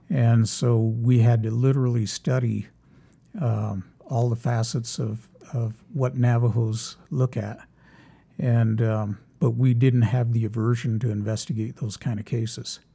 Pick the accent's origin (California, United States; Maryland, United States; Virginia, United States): California, United States; Los Angeles; moved away; I grew up in Los Angeles.